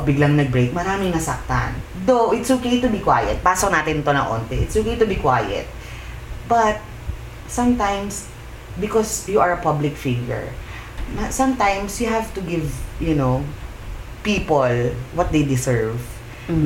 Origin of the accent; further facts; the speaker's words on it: Philippines; tayo as a Pinoy